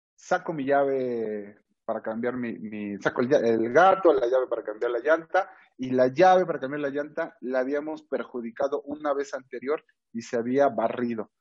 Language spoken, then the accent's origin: Spanish; Mexico